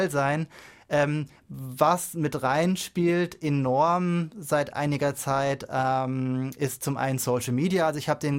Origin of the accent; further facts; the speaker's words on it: Germany; das ist klar, ist ein bisschen lustig, sie jetzt hier so als Deutscher sich anzuhören